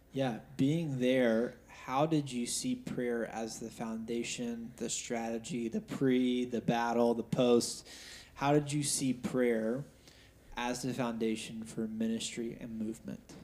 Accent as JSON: {"language": "English", "country": "United States", "tie": "born or raised there", "said": "we grew up in America"}